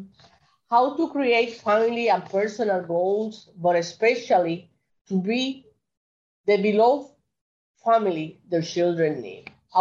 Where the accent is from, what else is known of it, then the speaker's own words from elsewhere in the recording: Carolina, Puerto Rico; moved away as an adult; now in New York, United States; I'm 100% Puerto Rican. I was born in Puerto Rico, in Carolina, Puerto Rico. My parents are from Puerto Rico